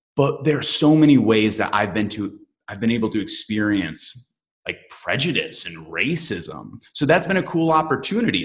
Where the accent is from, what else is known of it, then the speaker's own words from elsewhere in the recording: Michigan, United States; I am from Michigan